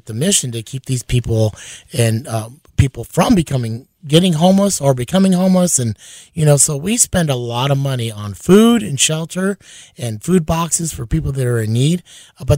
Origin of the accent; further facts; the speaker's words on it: Honolulu, Hawaii, United States; also born or lived in Los Angeles; now in Sioux Falls, United States; So I grew up in Honolulu, Hawaii, and then I moved to the Midwest